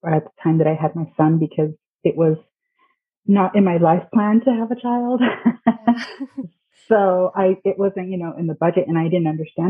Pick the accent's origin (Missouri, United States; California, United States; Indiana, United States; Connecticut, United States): California, United States; I am from California. I went to UC Santa Barbara